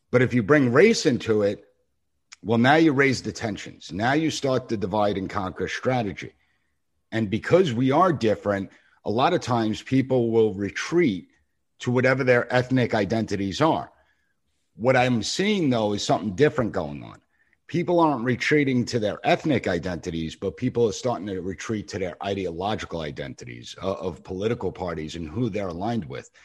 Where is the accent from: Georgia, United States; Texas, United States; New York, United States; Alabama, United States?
New York, United States; Long Island; I'm from the Long Island region